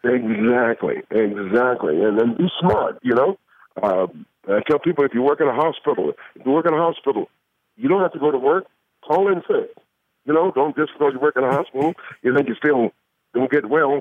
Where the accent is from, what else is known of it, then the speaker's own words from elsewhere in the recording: Atlanta, Georgia, United States; I'm from Atlanta